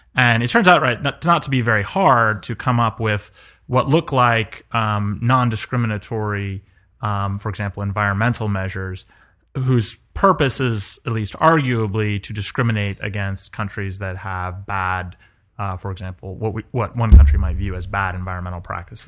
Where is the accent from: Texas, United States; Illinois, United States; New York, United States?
New York, United States; also born or lived in Colorado / California; now in the South, United States; I grew up in New York, lived in Colorado